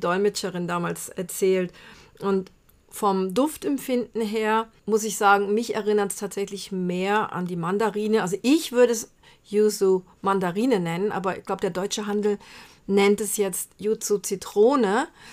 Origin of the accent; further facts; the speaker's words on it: Brazil; moved away; als Kind in Brasilien hatten wir im Garten einen Bitterorangenbaum